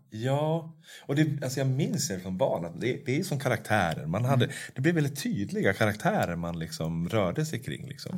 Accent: Norrsunda, Stockholm County, Sweden; jag var uppvuxen i Norrsunda

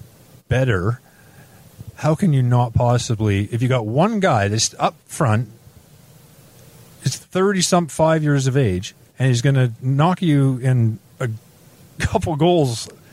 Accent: Vancouver, British Columbia, Canada; moved away as an adult; also born or lived in England; you're growing up in Vancouver

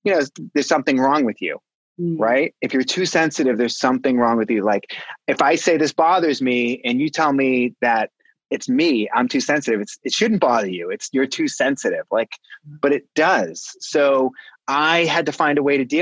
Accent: Pembroke, Massachusetts, United States; I grew up in the South Shore of Boston, Massachusetts, a little town called Pembroke, Massachusetts

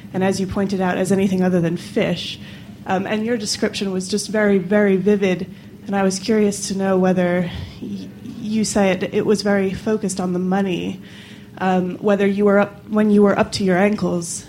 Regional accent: Westerly, Rhode Island, United States; now in London, United Kingdom; I live in London now, but I grew up in Westerly, which is just over the river

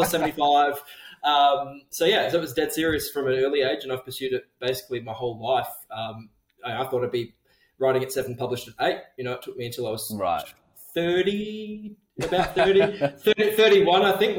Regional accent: Geraldton, Western Australia, Australia; Growing up in Jero, kind of, it's like this weird middle

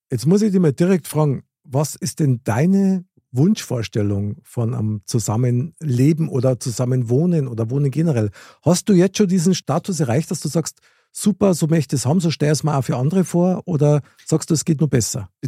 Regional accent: Munich, Bavaria, Germany; ich bin in München geboren, Innenstadt, Stiegelmeierplatz.

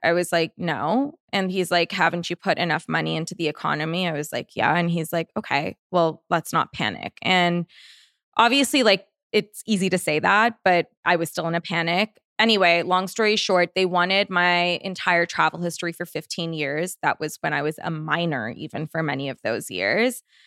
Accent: Canada; moved away as an adult; now in Los Angeles, United States; I'm Canadian

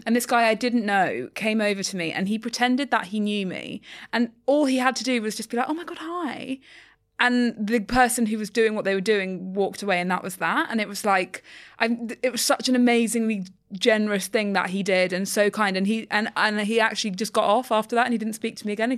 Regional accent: London, United Kingdom; I'm a Londoner

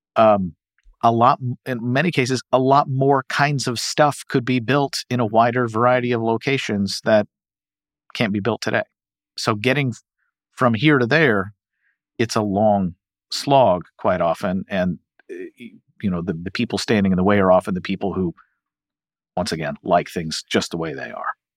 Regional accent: Louisville, Kentucky, United States; I'm from Louisville

